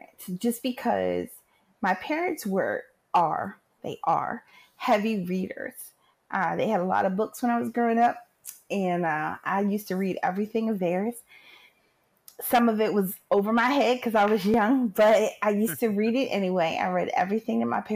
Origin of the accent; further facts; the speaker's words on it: Philadelphia, Pennsylvania, United States; I'm from Philly, born and raised